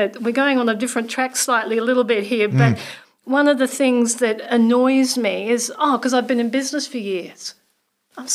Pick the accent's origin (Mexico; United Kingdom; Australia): Australia; now in New Zealand; I'm an Aussie.